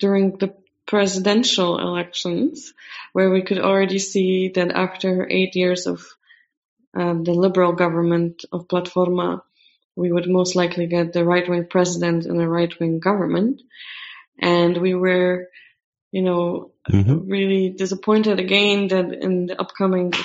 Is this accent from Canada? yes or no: no; Poland; I was a candidate in my hometown for member of parliament